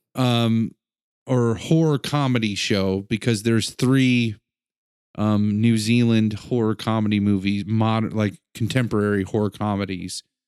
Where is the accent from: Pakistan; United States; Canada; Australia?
United States; I'm American